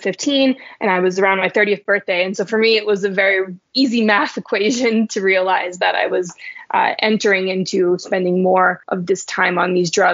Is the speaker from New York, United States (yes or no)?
no; Reno, Nevada, United States; I was born and raised in Reno, Nevada